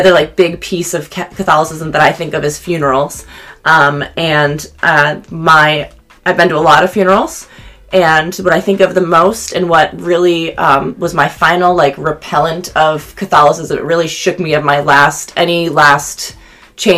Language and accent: English; Syracuse, New York, United States; And I'm from Syracuse, New York, but I lived in a small town outside of there